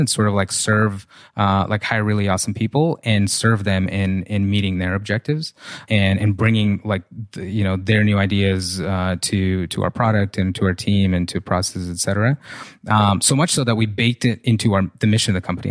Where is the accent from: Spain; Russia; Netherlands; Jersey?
Russia; now in United States; I came from, I grew up in Russia, like, super poor